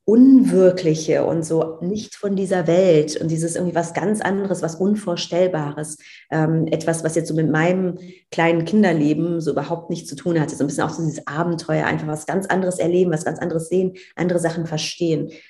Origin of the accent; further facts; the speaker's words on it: Cologne, North Rhine-Westphalia, Germany; ich komme aus Köln, da gibt es Karneval.